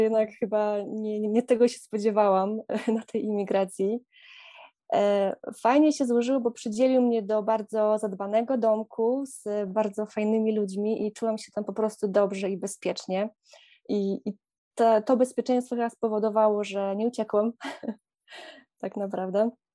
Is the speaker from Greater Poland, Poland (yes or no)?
no; Podlaskie Voivodeship, Poland; moved away as an adult; now in Netherlands; pochodzę z pięknego regionu Polski i Podlasie jest dla mnie bardzo magiczne